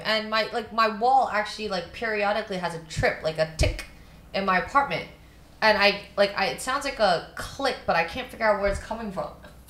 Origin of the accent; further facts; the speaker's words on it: Hong Kong; growing up in Hong Kong